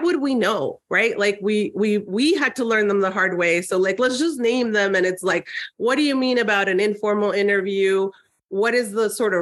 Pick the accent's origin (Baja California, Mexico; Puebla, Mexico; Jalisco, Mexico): Baja California, Mexico; Tijuana; moved away; also born or lived in San Diego, California, United States; I grew up in Tijuana and then San Diego.